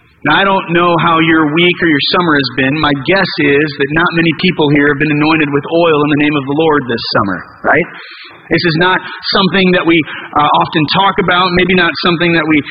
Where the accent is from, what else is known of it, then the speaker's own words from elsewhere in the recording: United States; we're American